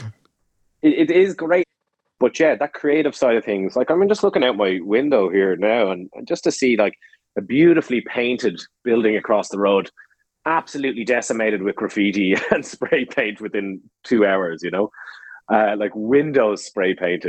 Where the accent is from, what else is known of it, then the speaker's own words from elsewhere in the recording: Ireland; moved away as an adult; also born or lived in Winnipeg, Canada; now in Berlin, Germany; growing up in Ireland